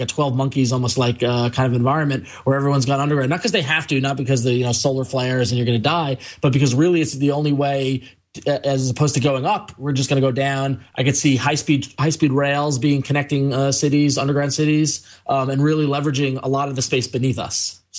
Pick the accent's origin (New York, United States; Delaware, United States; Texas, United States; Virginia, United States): New York, United States; I grew up in New York, and there was always the random nut who says that Long Island and the city should break away from New York State and form their own state.